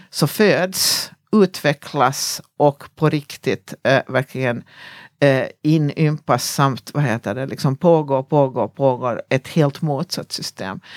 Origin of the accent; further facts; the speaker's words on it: Ekenäs, Uusimaa, Finland; i min lilla hemstad, jag kommer från en liten stad som heter Ekenäs i Finland